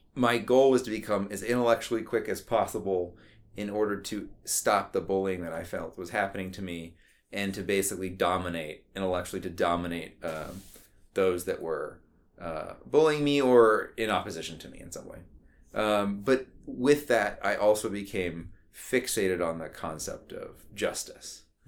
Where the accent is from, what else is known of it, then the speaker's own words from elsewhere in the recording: Austin, Texas, United States; I was born in Austin, Texas.